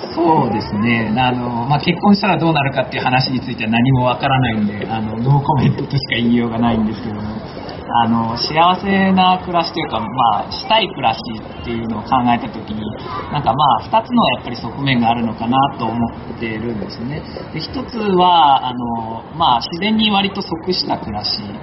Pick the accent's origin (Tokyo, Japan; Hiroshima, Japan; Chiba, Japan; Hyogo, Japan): Hyogo, Japan; Akashi; moved away as an adult; also born or lived in South Sudan / Palestine / Amagasaki; もともとは出身は明石なんですけども長い間実は海外の方でですね仕事をしてましてずっと環境に関わる仕事を南スーダンとかパレスチナとかで仕事をしてきてたんですけども